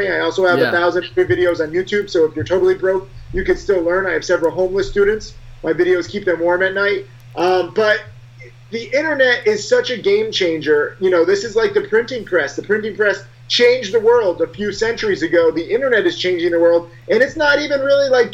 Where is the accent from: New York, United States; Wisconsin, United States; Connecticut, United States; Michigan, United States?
Connecticut, United States; moved away; I'm from a small town in Connecticut